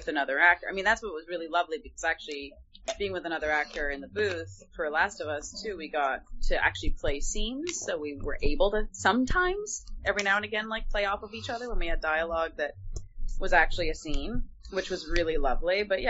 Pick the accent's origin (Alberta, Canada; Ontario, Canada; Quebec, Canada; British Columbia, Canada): Ontario, Canada; Toronto; accent: Canadian; because I'm from Toronto, Canada originally. So I definitely, when I was a kid, had like slight hints of a Canadian accent.